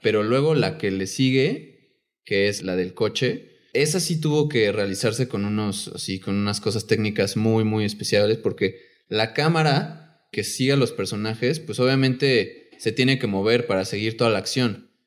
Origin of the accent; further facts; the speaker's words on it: Mexico; siendo mexicanos